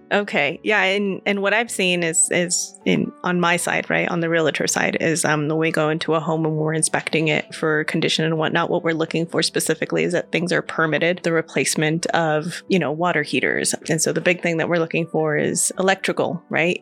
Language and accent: English; California, United States; now in Colorado Springs, United States; I'm from California